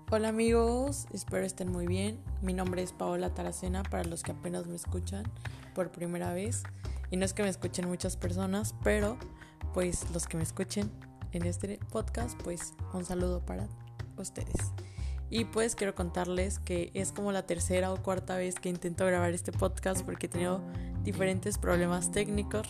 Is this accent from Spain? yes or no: no; Villahermosa, Tabasco, Mexico; moved away as an adult; also born or lived in Puebla; ahora que estoy en la universidad, que sí me fui de Villahermosa